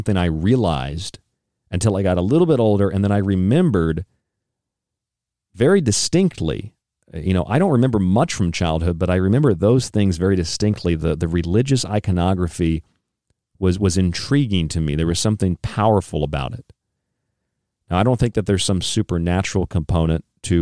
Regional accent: St. Petersburg, Florida, United States; moved away; also born or lived in Seminole, Florida; I grew up in Florida. I grew up in the Central Florida area. I was born in Seminole, Florida, and I lived most of my life in St. Pete, St. Petersburg, Florida

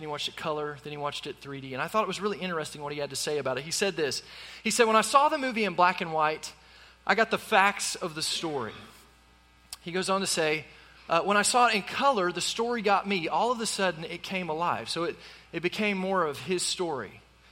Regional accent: Tulsa, Oklahoma, United States; I grew up in Tulsa, Oklahoma

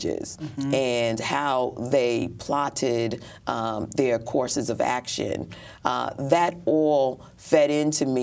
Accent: New York City, New York, United States; Born in Brooklyn Jewish Hospital. Mm-hmm. Attended all of my formative educational years in Brooklyn

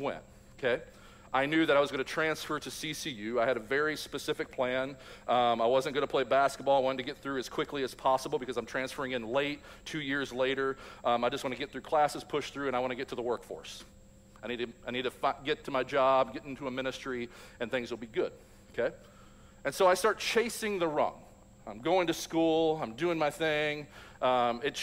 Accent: Louisville, Kentucky, United States; I grew up in Louisville, Kentucky, graduated high school in 1998

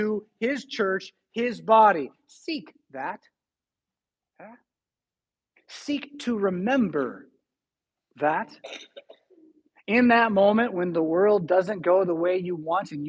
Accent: California, United States; now in Rockford, United States; I'm from California

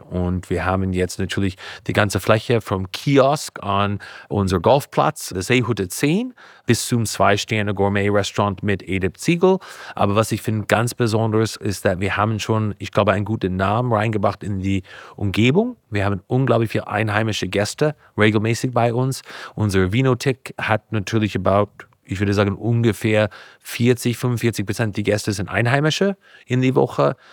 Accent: Napa, California, United States; German is a second language; moved away as an adult; now in Bavaria, Germany; Ich bin geboren in Kalifornien, in einem kleinen Ort heißt Napa

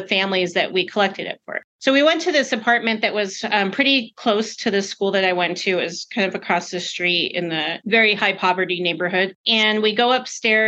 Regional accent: Albuquerque, New Mexico, United States; I grew up in Albuquerque most of my life

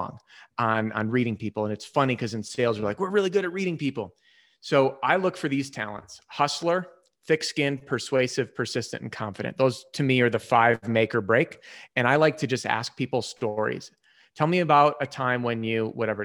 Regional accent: Chicago, Illinois, United States; moved away as an adult; also born or lived in Wisconsin / New Mexico; now in Colorado, United States; Born and raised Chicago, and then I bounced around

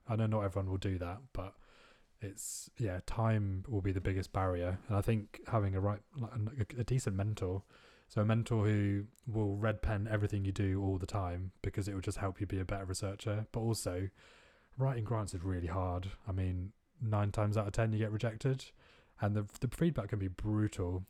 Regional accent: India; moved away as an adult; growing up in India

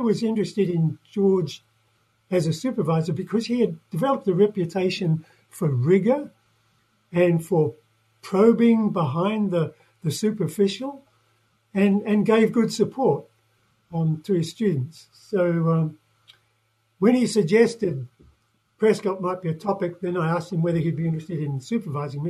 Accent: New Zealand; moved away; I'm a Kiwi, yeah, from New Zealand

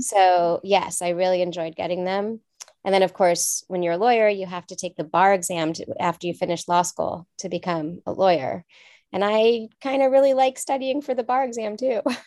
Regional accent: Los Angeles, California, United States; also born or lived in France; I grew up in Los Angeles

